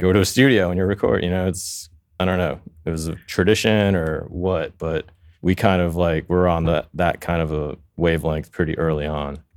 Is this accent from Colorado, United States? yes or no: no; New York City, New York, United States; now in Los Angeles, United States; I grew up in Queens. which is, you know, I, I grew up in a town called Flushing